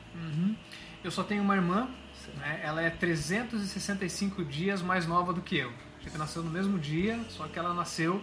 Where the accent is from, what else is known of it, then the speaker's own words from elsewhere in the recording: Curitiba, Paraná, Brazil; Eu sou de Curitiba, sou do Paraná, mas o meu pai é baiano